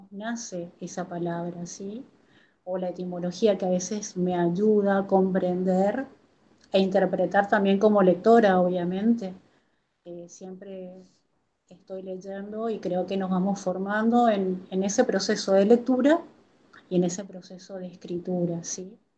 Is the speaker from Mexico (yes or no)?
no; Corrientes, Argentina; moved away as an adult; also born or lived in Formosa, Argentina; el año pasado me volví a Corrientes, a mi ciudad natal, pero tengo afectos, tengo amigos, eh, tengo dos hijos que nacieron en Formosa y tengo una conexión muy particular con la tierra formoseña